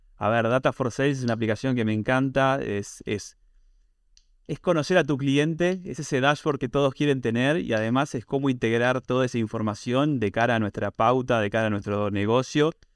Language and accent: Spanish; Argentina; tengo una visión de e muy argentina, obviamente por ser argentina